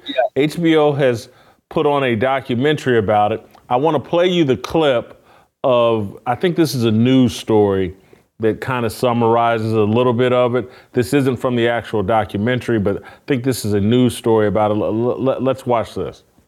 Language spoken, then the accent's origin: English; Indianapolis, Indiana, United States; my hometown team.